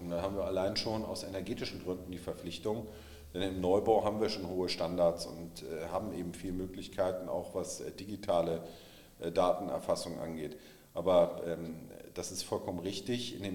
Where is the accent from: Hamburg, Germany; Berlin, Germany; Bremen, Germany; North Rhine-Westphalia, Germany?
Hamburg, Germany; In anderen Bereichen bin ich mit meiner Heimatstadt nicht ganz so glücklich. Ich denke, äh, dass man auch in Hamburg stärker über Angebote und äh, weniger über Verbote nachdenken soll.